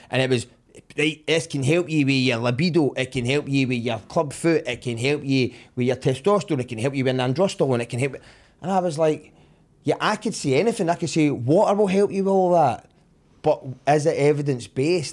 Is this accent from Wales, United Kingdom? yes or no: no; Summerston, Scotland, United Kingdom; I grew up in Somerset